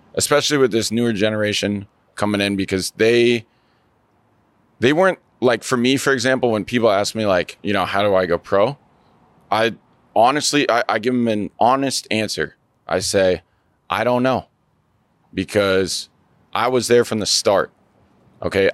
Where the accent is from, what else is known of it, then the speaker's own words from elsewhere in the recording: Seattle, Washington, United States; I'm from Seattle, Washington